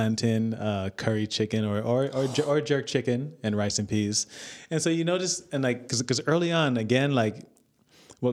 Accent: United States; also born or lived in Jamaica / Miami / Napa Valley; growing up in the States

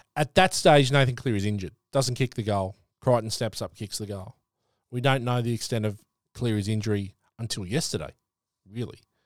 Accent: New South Wales, Australia; moved away; I'm from New South Wales

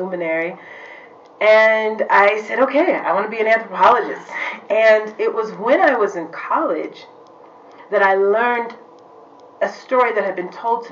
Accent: Washington, District of Columbia, United States; I grew up in the Washington, D.C. area, in the suburbs

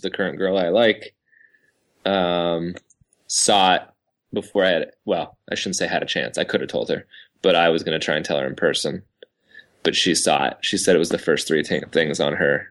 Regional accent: Seattle, Washington, United States; we're just from Seattle

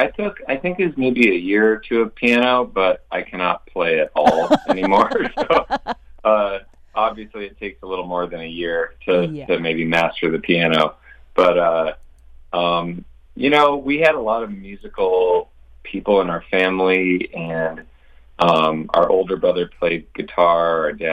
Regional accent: Minneapolis, Minnesota, United States; We're from Minneapolis since we were little kids. We're actually from the city proper, the zip code.

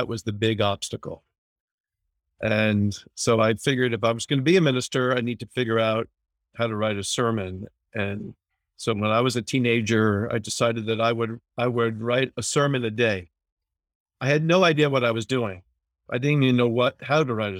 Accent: northern New Jersey, United States; I grew up in the Presbyterian church. My mother taught Sunday school for 40 years. I was in church every Sunday morning, very active in my home congregation in northern New Jersey, just outside of New York City

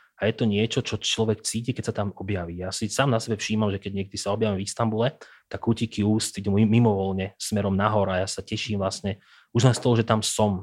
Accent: Prievidza, Trenčín Region, Slovakia; Prievidzu. Jednoducho, odkiaľ, odkiaľ som

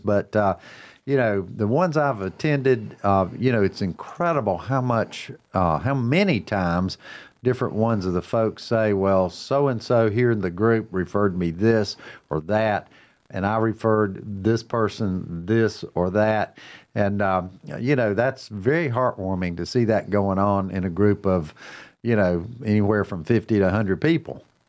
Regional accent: Cornelius, North Carolina, United States; mayor of my hometown

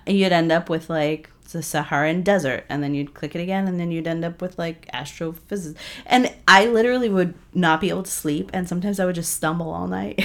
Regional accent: New England, United States; I grew up in New England.

